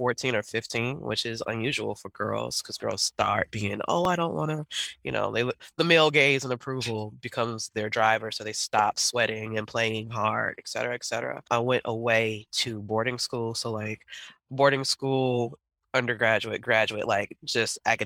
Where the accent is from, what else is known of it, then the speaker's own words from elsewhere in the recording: Indiana, United States; now in Brooklyn, New York, United States; I am from the Midwest